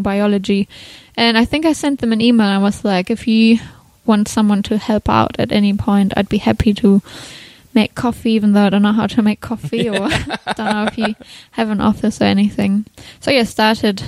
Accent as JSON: {"language": "English", "country": "Germany", "also_born_or_lived": "London", "moved": "yes", "lives_now": "Australia", "said": "I guess I'm from Germany"}